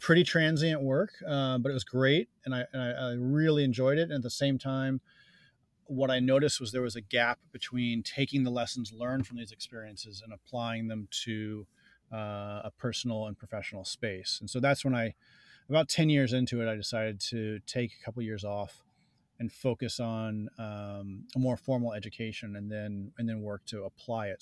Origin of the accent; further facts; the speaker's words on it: New Jersey, United States; I grew up in New Jersey